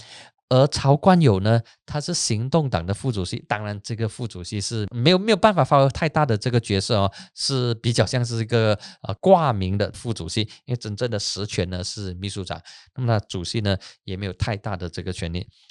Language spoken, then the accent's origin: Chinese; Penang, Malaysia; 哎呀，我是槟城人，渡轮对槟城人来讲说有特别的意义跟特别的符号。